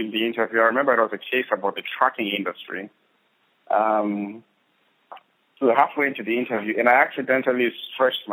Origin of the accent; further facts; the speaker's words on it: Bulawayo, Zimbabwe; I grew up in Zimbabwe, in a small-ish town called Bulawayo, last of 5 kids